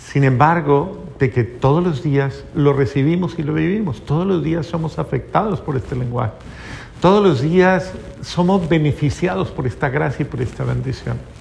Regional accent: Colombia; eso fue en Colombia, en mi país

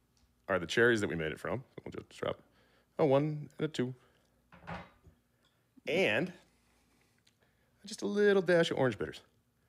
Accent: St. Louis, Missouri, United States; as a little Italian kid growing up in St. Louis

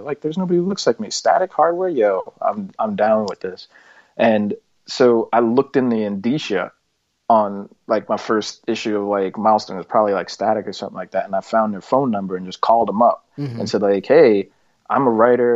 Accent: New York City, New York, United States; I grew up in Park Slope, you know, when it wasn't quite so nice in a lot of parts.

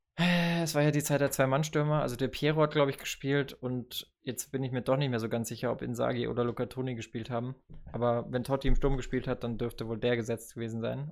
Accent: Bavaria, Germany; moved away; aus der Gemeinde in Bayern, also aus dem Nachbardorf, wenn man so will äh, wo ich aufgewachsen

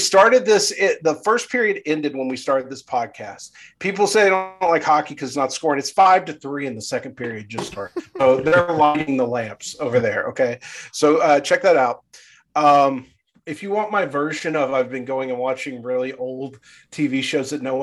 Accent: Irving, Texas, United States; I'm from Irving. Grand Prairie is just south of Irving, so I'm extremely familiar with Grand Prairie.

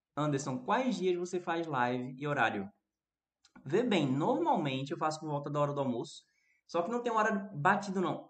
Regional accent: Recife, Pernambuco, Brazil; eu sou do Recife, né? Sou brasileiro.

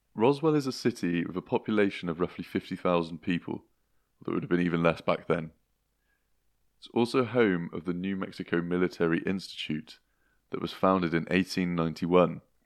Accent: Gloucestershire, South West England, United Kingdom; moved away; are back in Gloucestershire, which is my hometown

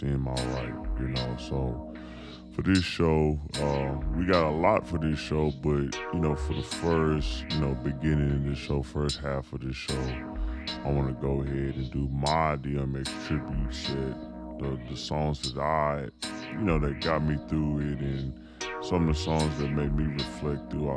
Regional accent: Houston, Texas, United States; also born or lived in Dallas, Texas; I was raised in Houston, but born in Dallas

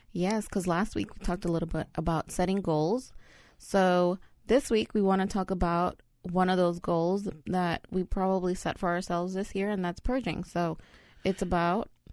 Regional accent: New York City, New York, United States; also born or lived in El Salvador; I'm a New Yorker

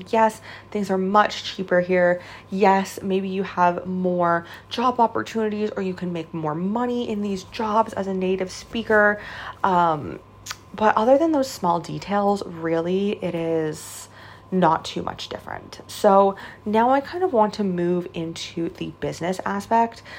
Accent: Canada; moved away as an adult; now in China; I essentially I am from Canada.

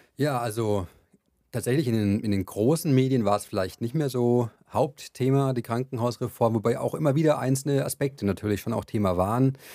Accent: Franconia, Bavaria, Germany; Ich komme aus Bayern, aus Franken, um genauer zu sein.

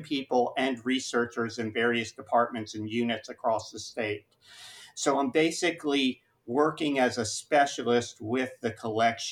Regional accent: Augusta, Georgia, United States; now in Florida, United States; when I was 6 or 7 growing up in Augusta, Georgia

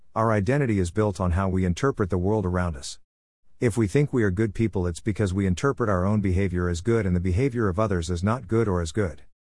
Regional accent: Australia; I'm a person from the Australian outback

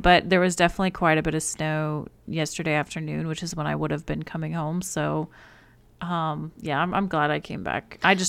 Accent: Alaska, United States; born there; but we were born 7 hours apart. I was born in Alaska and Sarah was born in Illinois.

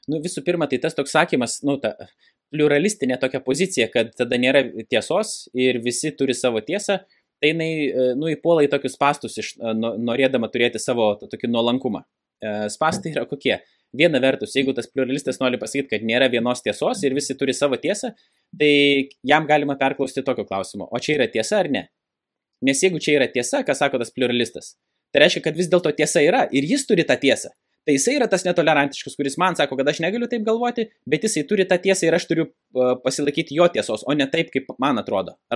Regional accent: Lithuania; nors aš ir gimiau Lietuvoje, dabar žiūrint grinai sociologiškai, Lietuva, nu, nėra tokia jau krikščioniška valstybė, kaip kad bandoma yra pasakyti aš neužaugau tikinčioje šeimoje. Ir aš atsiverčiau būdamas 26 metų

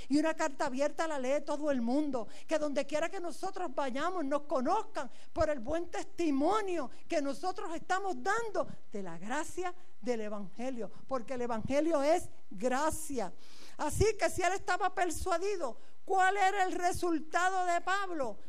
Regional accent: Puerto Rico; moved away as an adult; now in Galicia, Spain; Yo soy puertorriqueña

